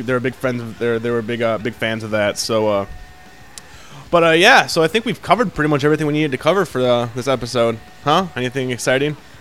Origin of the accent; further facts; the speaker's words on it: United States; I'm an American. I'm American.